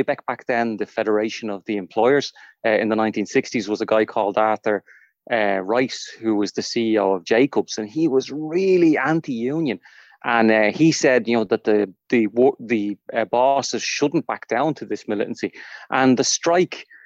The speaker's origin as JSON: {"language": "English", "town": "Dublin", "region": "Leinster", "country": "Ireland", "tie": "born or raised there", "said": "I grew up in Fatima Mansions flats and then moved up to Crumlin."}